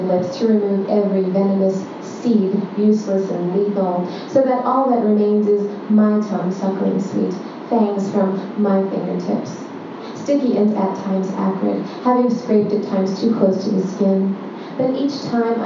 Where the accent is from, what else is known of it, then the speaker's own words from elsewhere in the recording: New York City, New York, United States; moved away as an adult; now in Brooklyn, United States; growing up in Long Island City and Astoria